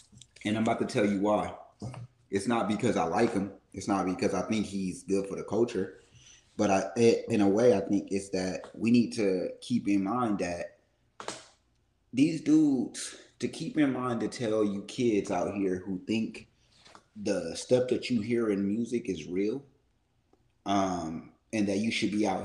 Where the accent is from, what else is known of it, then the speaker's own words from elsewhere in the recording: Oakland, California, United States; I'm from East Oakland.